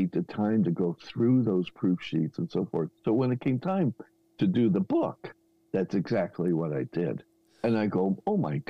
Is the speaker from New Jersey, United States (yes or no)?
yes; New Jersey, United States; moved away as an adult; also born or lived in Santa Barbara, California; I'm in New Jersey at the time, born and raised.